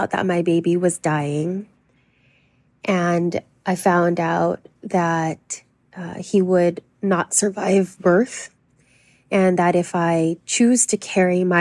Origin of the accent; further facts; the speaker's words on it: Los Angeles, California, United States; I was born and raised in Los Angeles to an immigrant Filipino family